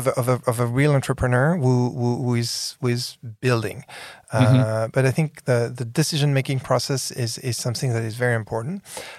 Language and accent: English; San Francisco, California, United States; Well, you know, I come from San Francisco.